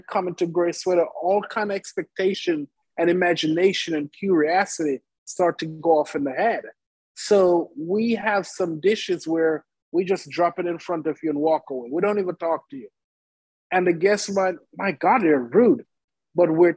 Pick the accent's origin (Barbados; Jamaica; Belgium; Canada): Jamaica; now in Oklahoma City, United States; I grew up in Jamaica in an Indian family.